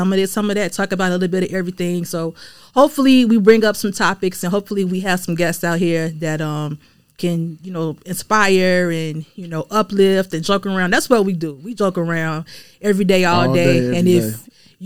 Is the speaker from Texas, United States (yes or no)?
no; Chicago, Illinois, United States; I was born and raised on the west side of Chicago, but I'm considering myself suburban. Because I've lived in the west suburbs longer than I actually lived on the west side. So probably since my senior year in high school is when we moved out of the city.